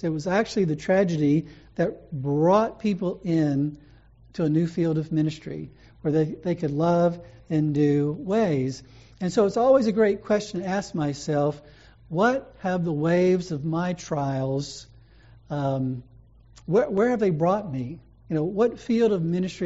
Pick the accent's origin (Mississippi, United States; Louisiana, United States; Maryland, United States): Louisiana, United States; moved away; where I grew up in Louisiana.